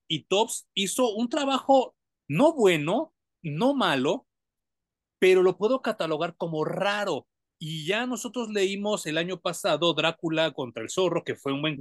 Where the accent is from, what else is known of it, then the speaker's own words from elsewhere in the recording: Mexico; a nosotros los mexicanos nos dan mucha viada